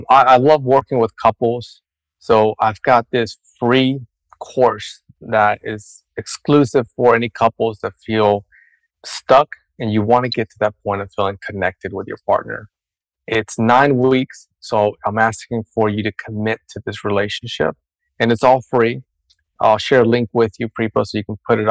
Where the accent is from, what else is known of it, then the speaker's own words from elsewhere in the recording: Dominican Republic; I come from a Hispanic culture. I was born and raised in Dominican Republic.